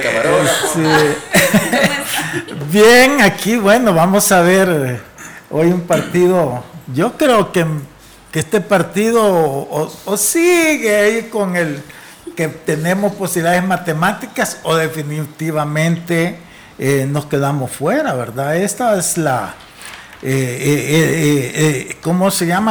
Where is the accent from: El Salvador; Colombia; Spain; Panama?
El Salvador